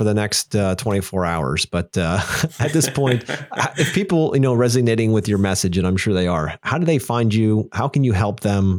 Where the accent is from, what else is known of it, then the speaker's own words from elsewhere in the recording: Pennsylvania, United States; I was born and raised here in Pennsylvania, and, you know, my family, we traveled all over the United States.